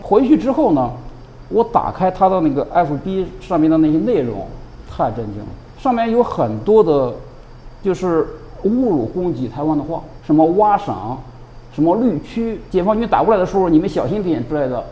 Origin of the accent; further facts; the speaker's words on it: Shandong, China; moved away as an adult; now in Taiwan; 我山东来 的